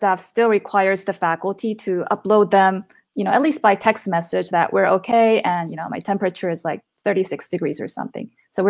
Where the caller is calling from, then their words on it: Chengdu, Sichuan, China; Hi, I'm currently in Chengdu, which is in Sichuan province, China.